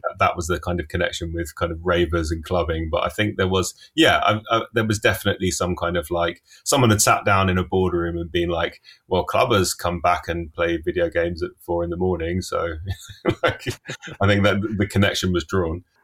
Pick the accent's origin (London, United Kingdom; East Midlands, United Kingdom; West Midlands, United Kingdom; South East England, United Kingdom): London, United Kingdom; I grew up in Finchley in North London